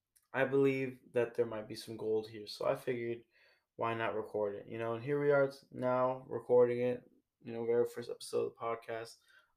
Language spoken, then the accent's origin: English; San Francisco, California, United States; born there; So I was born in San Francisco, California, and I moved around quite a bit as a kid.